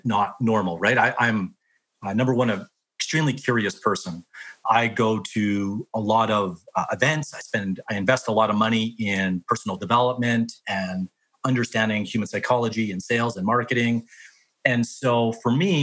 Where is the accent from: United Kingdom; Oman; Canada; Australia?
Canada; Whitecourt, Alberta; now in Calgary, Canada; I grew up in Whitecourt, Alberta, small town